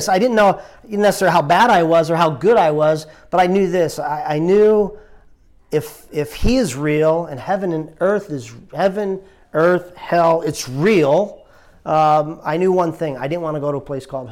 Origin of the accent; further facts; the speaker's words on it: New Jersey, United States; moved away as an adult; also born or lived in Richmond, Virginia; now in Delaware, United States; I grew up actually in New Jersey.